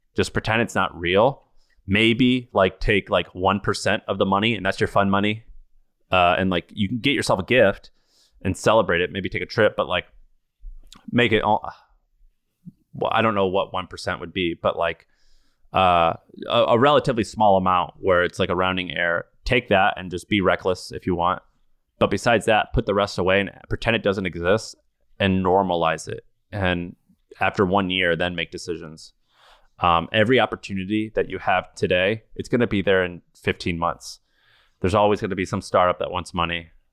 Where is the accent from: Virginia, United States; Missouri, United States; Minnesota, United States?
Missouri, United States; I grew up in Missouri